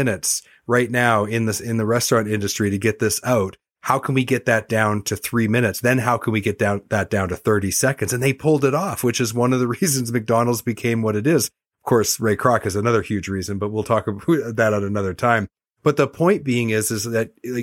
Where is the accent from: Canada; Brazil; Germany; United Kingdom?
Canada; also born or lived in Vancouver, Canada; as a Canadian, and I used to live in Vancouver and sell parts